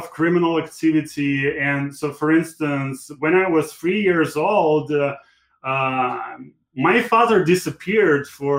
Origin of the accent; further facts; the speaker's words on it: Latvia; English is a second language; moved away as an adult; also born or lived in Moscow; So I was born in Latvia. Okay, very cool. I grew up there, and this country was a part of Soviet Union until 91.